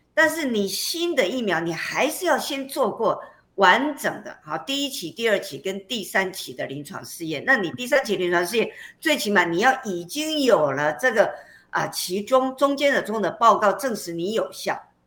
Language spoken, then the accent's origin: Chinese; Taiwan; 我们台湾人